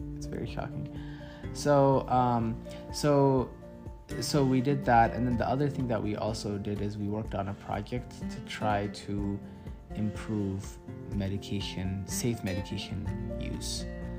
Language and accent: English; United States; I am from America. And the best country in the world.